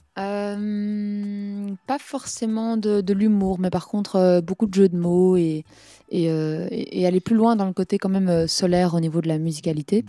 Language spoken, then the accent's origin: French; Belgium; en tant que Belge